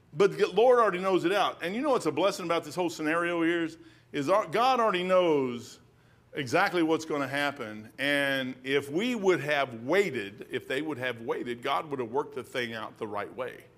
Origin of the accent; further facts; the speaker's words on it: Kentucky, United States; I'm a brick from Kentucky